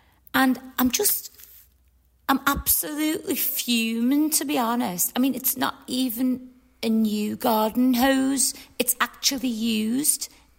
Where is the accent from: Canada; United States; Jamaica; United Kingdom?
United Kingdom; Liverpool, North West England; now in Southport, United Kingdom; Well, I'm originally from Liverpool, but I moved to Southport.